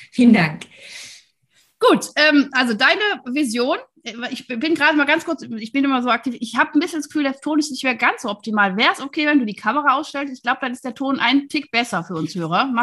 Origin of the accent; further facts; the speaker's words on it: Wuppertal, North Rhine-Westphalia, Germany; ich komme ja aus Wuppertal, deswegen ich liebe alles, was aus dem Rheinland ist.